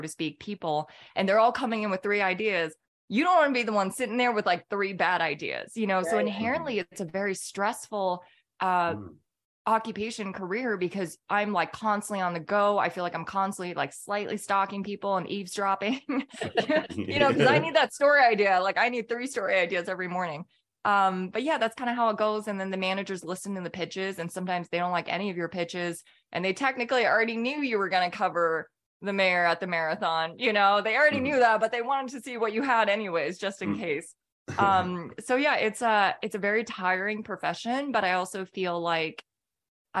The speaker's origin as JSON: {"language": "English", "region": "California", "country": "United States", "tie": "born or raised there", "also_born_or_lived": "Minnesota", "moved": "as an adult", "lives_now": "Atlanta, United States", "said": "I grew up in California."}